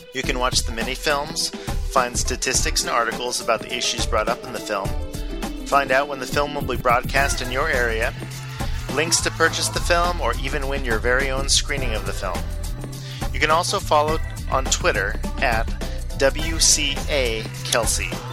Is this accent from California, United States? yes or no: yes; Los Angeles, California, United States; now in Atlanta, United States; I grew up in Los Angeles